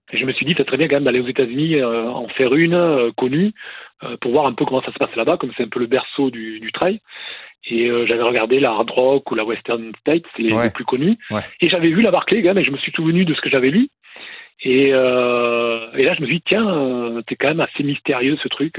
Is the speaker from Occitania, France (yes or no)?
yes; Toulouse, Occitania, France; je suis d'ici, de Toulouse